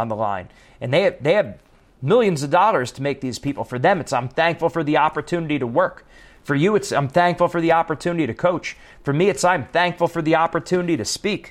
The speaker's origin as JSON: {"language": "English", "region": "East Coast", "country": "United States", "moved": "yes", "said": "I'm from the East Coast, so I say things like walk, talk, coffee, chocolate"}